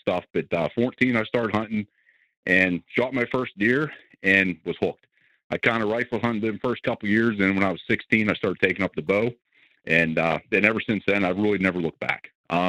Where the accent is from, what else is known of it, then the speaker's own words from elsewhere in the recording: Southwest Pennsylvania, United States; I am from Southwest Pennsylvania.